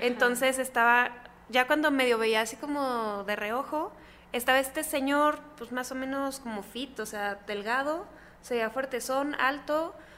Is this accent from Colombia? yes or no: no; Chihuahua, Mexico; en Chihuahua, que es de donde soy, yo vivía en casa de mis abuelos.